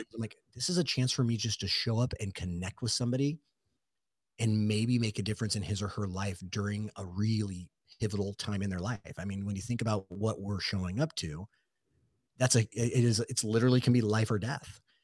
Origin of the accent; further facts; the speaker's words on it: Southern California, United States; growing up in Southern California, specifically where I work, so out of San Diego